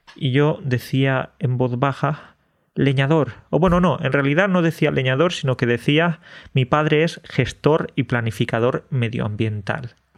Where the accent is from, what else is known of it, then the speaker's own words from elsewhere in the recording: Andalusia, Spain; los andaluces somos exagerados